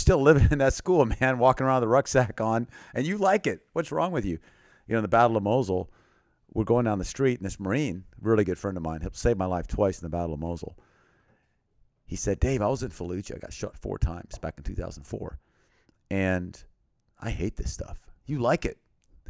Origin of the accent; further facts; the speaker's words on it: western Thailand, Thailand; also born or lived in Texas, United States; Well, I was born in Texas, and then when I was 9 months old, my parents went to Thailand, and I went with them.